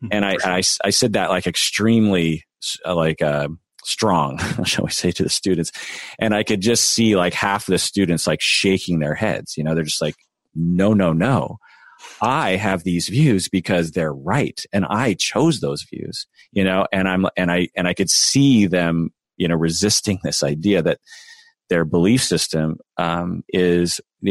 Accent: United States; I'm Japanese American

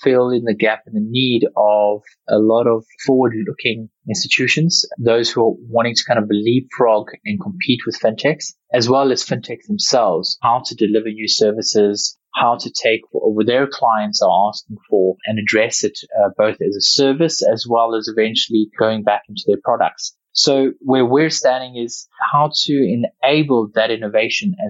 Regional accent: South Africa; growing up in South Africa

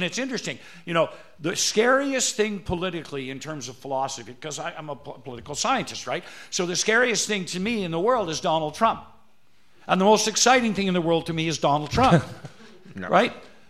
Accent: North Bay, Ontario, Canada; See, we have an advantage over all you people because we're from North Bay.

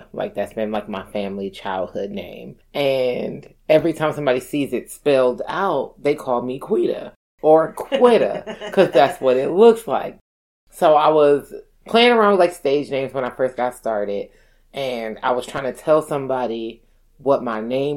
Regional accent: Milwaukee, Wisconsin, United States; moved away as an adult; also born or lived in Painesville, Ohio / Madison, Wisconsin; born and raised in Milwaukee, Wisconsin

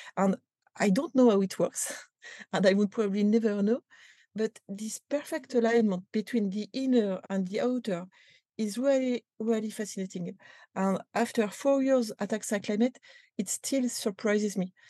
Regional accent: France; accent: French; English is a second language; You can recognize that with my accent

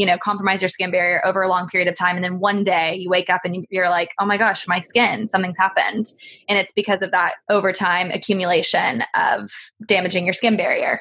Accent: Texas, United States; now in United Kingdom; I'm from Texas

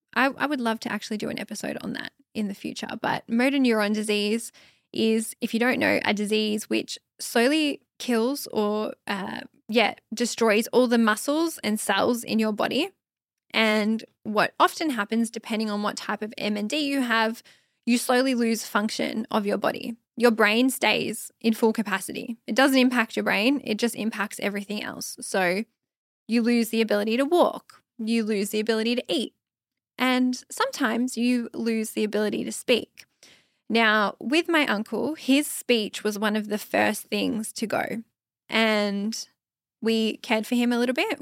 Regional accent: Australia; I'm Aussie. It's McDonald's. That's what we call it here in Australia.

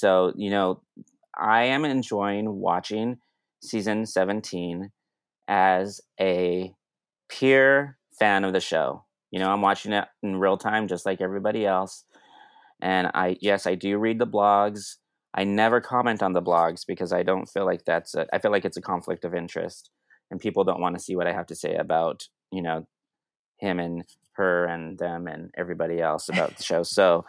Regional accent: Denver, Colorado, United States; now in Brooklyn, United States; I grew up in Denver, but I live in Brooklyn.

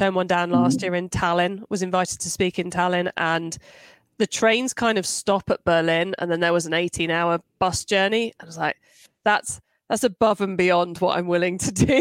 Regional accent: United Kingdom; being British

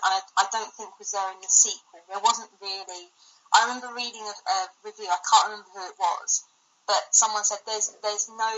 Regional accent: United Kingdom; I'm British

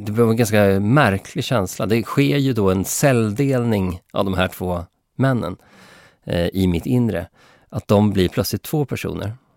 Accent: Sweden; mig som svensk

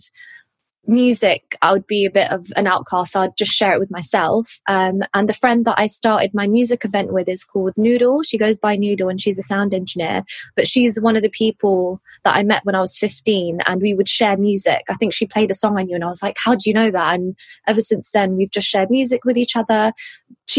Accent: London, United Kingdom; I'm from West London, born and bred

